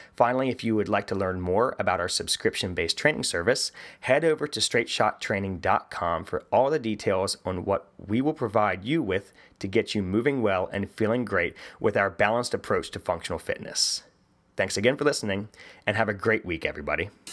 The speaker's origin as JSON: {"language": "English", "region": "West Virginia", "country": "United States", "said": "I'm from West Virginia"}